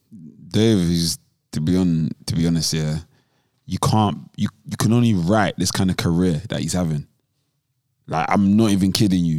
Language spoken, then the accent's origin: English; London, United Kingdom; I'm from South